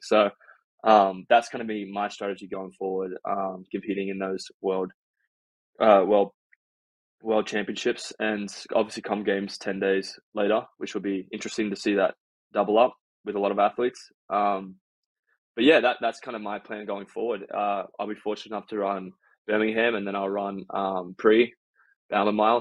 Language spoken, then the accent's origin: English; Australia; now in United States; I'm considered an American by some Aussies